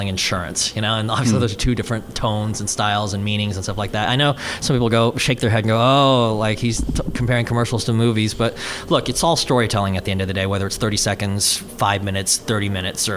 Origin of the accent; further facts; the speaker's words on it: Houston, Texas, United States; moved away as an adult; now in Los Angeles, United States; I mostly raised in Houston, Texas, from say I think 8 to 17